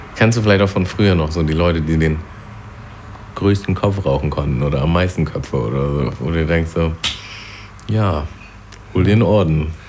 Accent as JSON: {"language": "German", "country": "Germany", "tie": "born or raised there", "said": "da wo ich aufgewachsen bin, das war halt schon so ein Vorort und da waren eigentlich auch nur Weiße und äh, ja, also nur Deutsche auch eigentlich. Aber gerade dadurch, dass es auch so nah an Harburg war"}